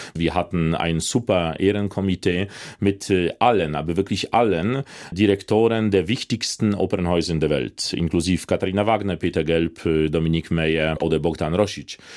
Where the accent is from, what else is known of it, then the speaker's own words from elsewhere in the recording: Łódź, Łódź Voivodeship, Poland; German is a second language; moved away as an adult; also born or lived in Leipzig; in Polen, in, in Lodz, in meiner Heimatstadt